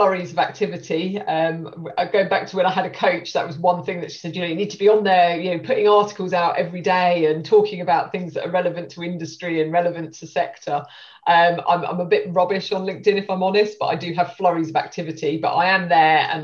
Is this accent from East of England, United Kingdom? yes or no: yes; Stevenage, East of England, United Kingdom; also born or lived in Hitchin; I'm from Stevenage in Hertfordshire. That's where I grew up